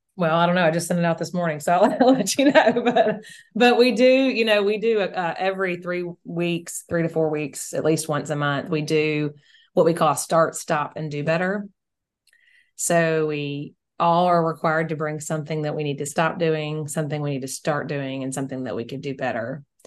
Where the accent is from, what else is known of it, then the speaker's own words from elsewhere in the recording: Mississippi, United States; we are also in a, a very small town in in Mississippi.